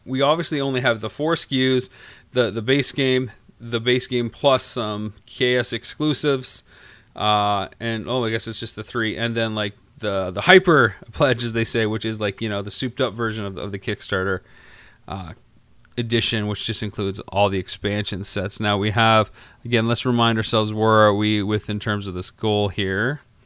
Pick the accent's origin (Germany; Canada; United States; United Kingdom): Canada; I'm from Canada